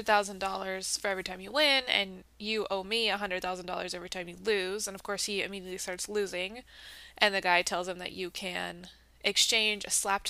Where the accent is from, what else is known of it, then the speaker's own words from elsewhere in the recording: United States; I played that as a child growing up in America.